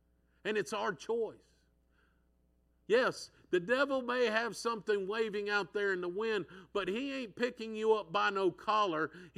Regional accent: San Diego, California, United States; I'm from San Diego, so I'll say he went off to San Diego

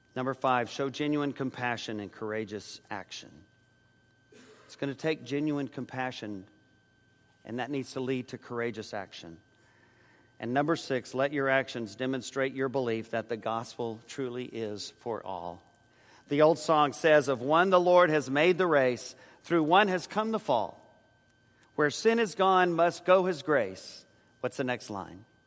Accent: San Antonio, Texas, United States; Joyce and I grew up in San Antonio

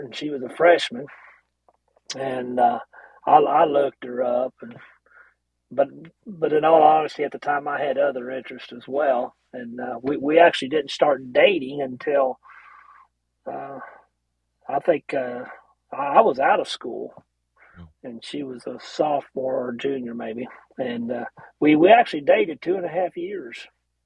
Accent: Carrollton, United States; I was born here, raised here

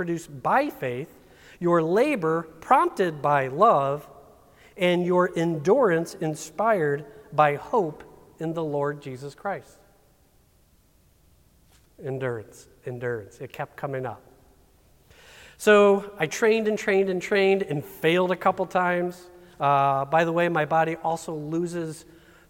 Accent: St. Charles, Missouri, United States; We're from St. Charles.

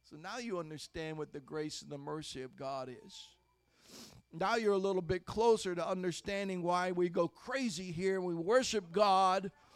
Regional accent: Ohio, United States; I grew up in Ohio in the 60s and 70s

